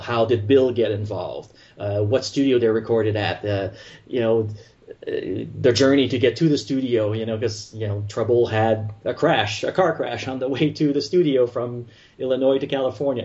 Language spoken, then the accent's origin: English; Montreal, Quebec, Canada; accent: French Canadian; moved away as an adult; now in Florida, United States; I'm originally from Montreal, if people haven't heard from my accent, you know, I'm French Canadian, living in Florida now